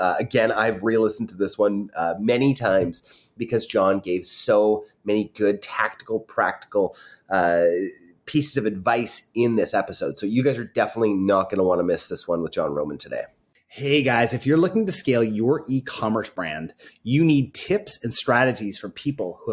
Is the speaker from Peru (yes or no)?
no; Canada; being Canadians